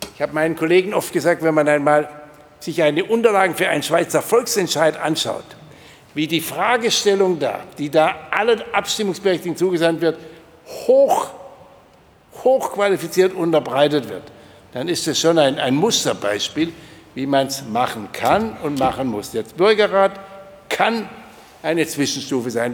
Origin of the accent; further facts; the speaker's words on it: near Rottweil, Baden-Württemberg, Germany; ich komme ja auch aus der Nähe von Rottweil